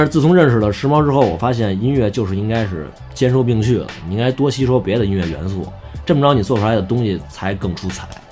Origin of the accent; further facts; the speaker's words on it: Beijing, China; 我是作为北京人嘛